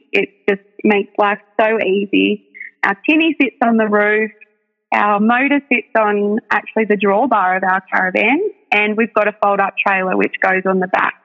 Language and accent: English; New South Wales Central Coast, Australia; moved away; we're originally from the New South Wales Central Coast. So I spent my whole life there.